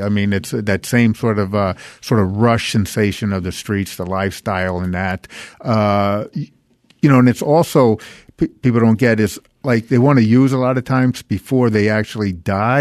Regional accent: New Orleans, Louisiana, United States; I'm from New Orleans

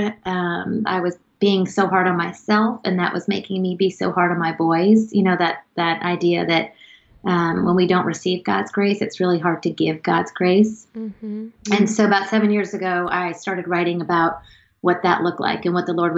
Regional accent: the South, United States; now in Connecticut, United States; we're both from the South, but we live in the Northeast

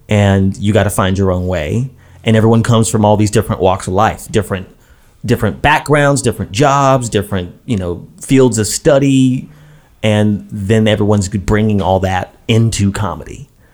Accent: Brooklyn, New York, United States; Like, you grew up in Brooklyn, I grew up in Brooklyn.

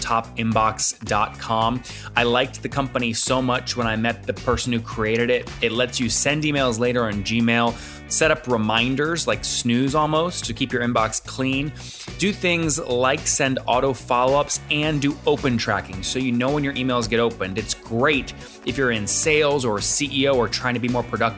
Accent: Loudoun County, Virginia, United States; I grew up in Loudoun County

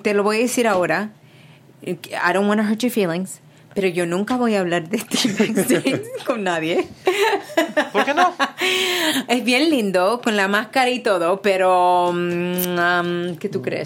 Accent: Puerto Rico; also born or lived in New York; now in California, United States; Yo soy boricua también

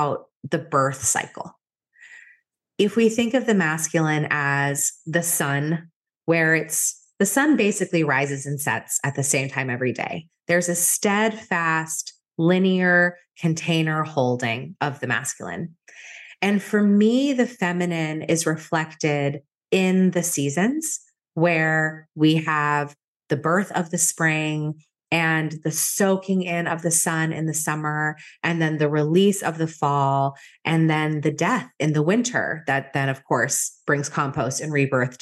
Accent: outside of Boston, Massachusetts, United States; I grew up outside of Boston, very close to where I live right now, in a pretty traditional town.

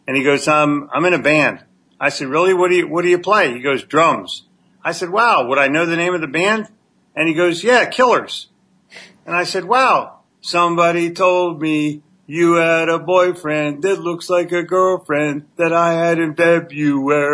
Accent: Philadelphia, Pennsylvania, United States; I'm from Philly

